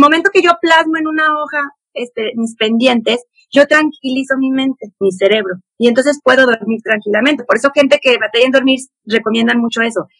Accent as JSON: {"language": "Spanish", "region": "San Luis Potosí", "country": "Mexico", "tie": "born or raised there", "also_born_or_lived": "Puebla, Mexico", "said": "yo nací en Puebla y nos fuimos a vivir, nos venimos a vivir a San Luis Potosí"}